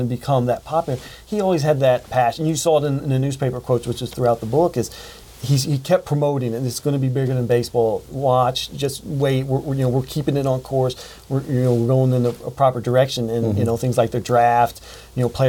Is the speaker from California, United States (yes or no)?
no; Columbus, Ohio, United States; moved away; back to Columbus here. This mm-hmm. is my hometown